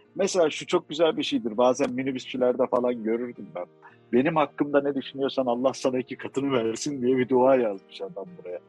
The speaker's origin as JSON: {"language": "Turkish", "country": "Turkey", "said": "kendi memleketimizde bildiğin el yabancı muamelesi görüyoruz"}